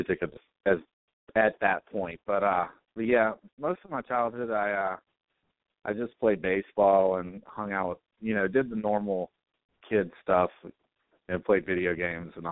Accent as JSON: {"language": "English", "town": "Eden", "region": "North Carolina", "country": "United States", "tie": "born or raised there", "also_born_or_lived": "Martinsville, Virginia", "said": "I grew up in Eden, North Carolina, which is about 45 minutes north of Greensboro."}